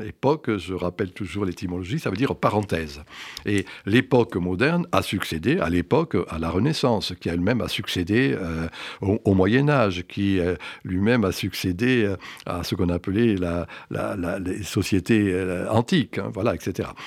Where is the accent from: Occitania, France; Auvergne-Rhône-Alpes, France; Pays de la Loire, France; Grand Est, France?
Occitania, France; Graissessac, Cévennes; moved away; also born or lived in Strasbourg; je viens d'un petit village des Cévennes qui s'appelle Grès-sac, qui était un village